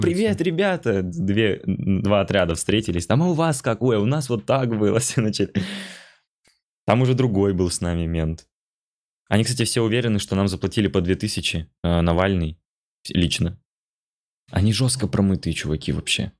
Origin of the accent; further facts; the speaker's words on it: Khabarovsk, Khabarovsk Krai, Russia; now in Moscow, Russia; я из Хабаровска